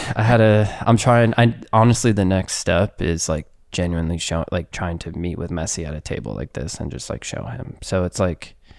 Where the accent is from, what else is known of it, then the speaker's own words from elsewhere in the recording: United States; Being American